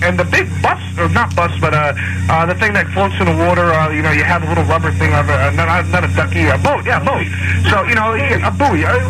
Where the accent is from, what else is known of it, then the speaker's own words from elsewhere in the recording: Westchester, New York, United States; I'm from Westchester